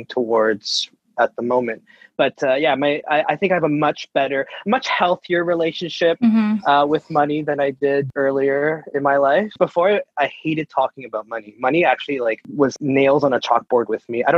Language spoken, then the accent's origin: English; Mississauga, Ontario, Canada; born and raised in Mississauga.